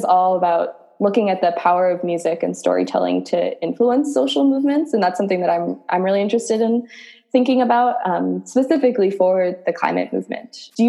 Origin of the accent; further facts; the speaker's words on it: East Coast, United States; I grew up on the East Coast